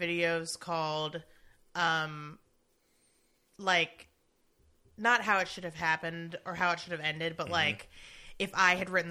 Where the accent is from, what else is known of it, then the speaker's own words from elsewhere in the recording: United States; We're American